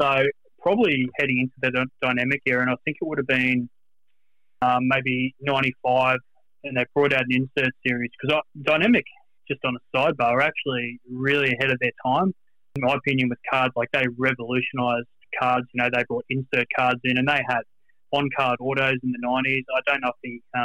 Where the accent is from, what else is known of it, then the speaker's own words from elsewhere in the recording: Brisbane, Queensland, Australia; I'm based in Brisbane born and bred my whole life